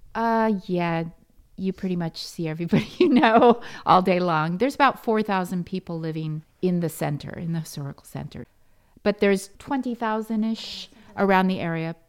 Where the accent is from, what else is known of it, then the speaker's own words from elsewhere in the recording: United States; moved away as an adult; now in Orvieto, Italy; I'm an American and my son lives there and my mom lives there